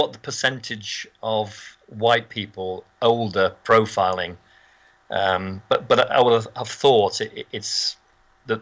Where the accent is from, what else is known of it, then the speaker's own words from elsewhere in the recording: Birkenhead, North West England, United Kingdom; when we were in Birkenhead